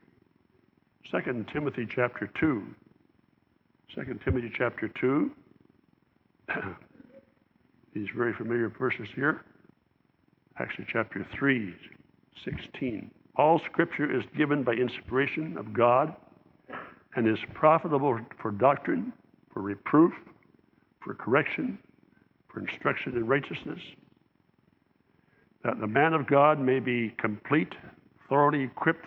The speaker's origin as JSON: {"language": "English", "region": "Southern Ontario", "country": "Canada", "tie": "born or raised there", "said": "As I was growing up in the Southern Ontario, in Canada"}